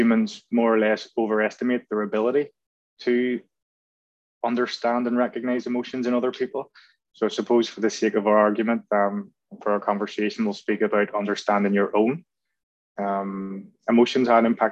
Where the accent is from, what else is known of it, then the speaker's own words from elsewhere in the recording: Belfast, Northern Ireland, United Kingdom; moved away as an adult; also born or lived in Vancouver; I was brought up in North Belfast, which is a bit of a football hotbed.